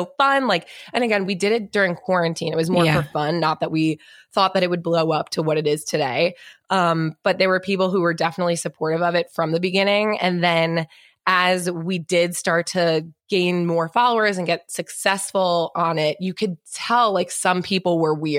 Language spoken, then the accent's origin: English; New York, United States; also born or lived in North Carolina; I grew up in New York.